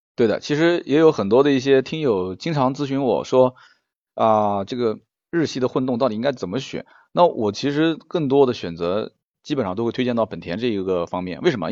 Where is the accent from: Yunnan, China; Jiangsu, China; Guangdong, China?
Jiangsu, China; Nanjing; 我们南京人讲这个讲不清楚